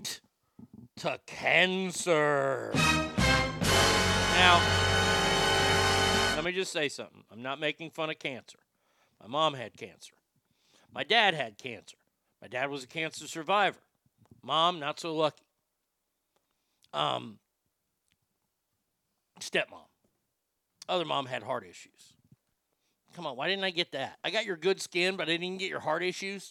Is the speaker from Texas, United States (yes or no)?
yes; Dallas, Texas, United States; growing up in Dallas